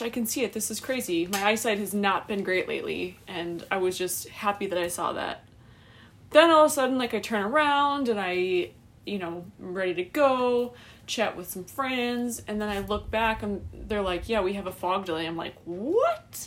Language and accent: English; Wisconsin, United States; I'm from Wisconsin and it's like dry here